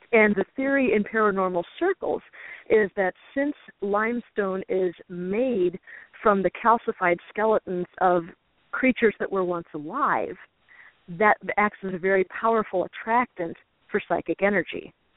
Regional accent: Chicago, Illinois, United States; now in Illinois River area, United States; I grew up in the Chicago suburbs, which is uh-huh. two and a half hours north of here.

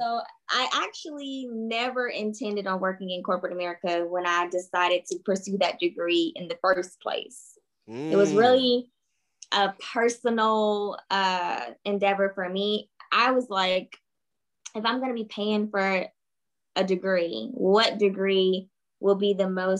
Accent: Charlotte, North Carolina, United States; I am from Charlotte, North Carolina.

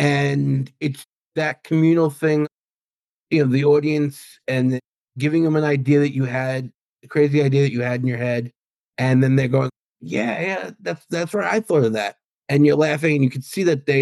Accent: Long Island, New York, United States; accent: Long Island; my Long Island accent

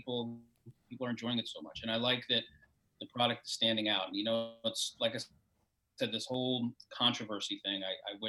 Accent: New York City, New York, United States; I grew up in New York when New York was a badass place

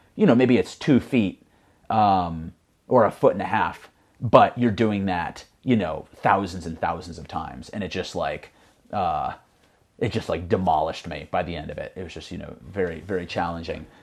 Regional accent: Connecticut, United States; originally from Connecticut, uh, just like about a small, kinda like rural area about a hundred miles north of New York City.

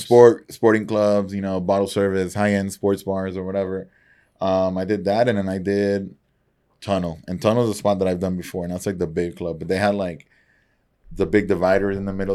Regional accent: Nicaragua; moved away; also born or lived in San Antonio; growing up in Nicaragua

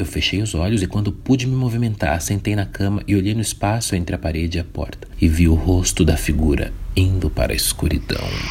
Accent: São Paulo, Brazil; sou de São Paulo

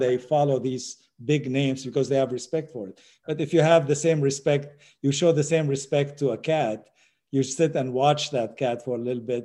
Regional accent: Syria; moved away; also born or lived in United States; I'm not Syrian. I was born in Syria.

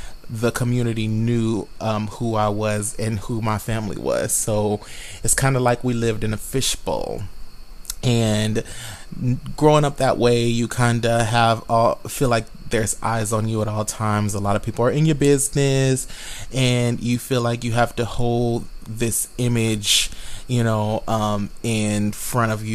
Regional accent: Tulsa, Oklahoma, United States; moved away as an adult; now in Chicago, United States; I am from Tulsa, Oklahoma, and I have been translocated from Oklahoma to the Chicagoland area.

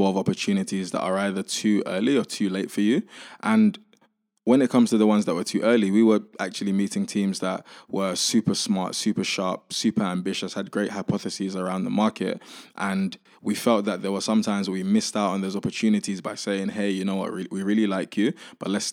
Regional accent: London, United Kingdom; also born or lived in Nigeria / Indonesia; I grew up in East London.

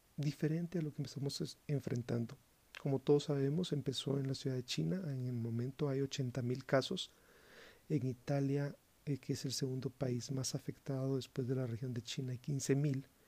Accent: Guatemala; mi país, Guatemala

